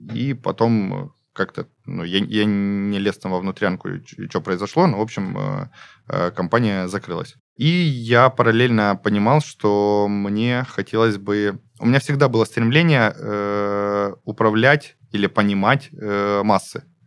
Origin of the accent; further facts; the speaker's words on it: Gulkevichi District, Krasnodar Krai, Russia; also born or lived in Stavropol; now in Krasnodar, Russia; Я из Гулькевичского района